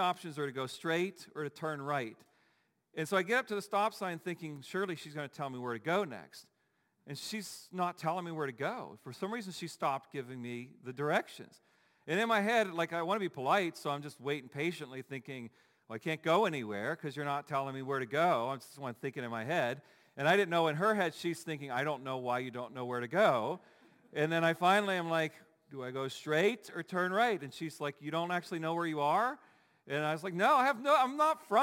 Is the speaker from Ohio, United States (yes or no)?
yes; Dayton, Ohio, United States; now in Pittsburgh, United States; I'm from Dayton, Ohio